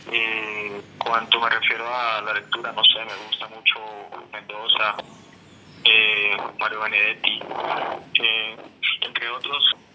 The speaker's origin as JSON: {"language": "Spanish", "town": "Cali", "region": "Valle del Cauca", "country": "Colombia", "moved": "yes", "lives_now": "Bucaramanga, Colombia", "said": "yo soy de, de Cali"}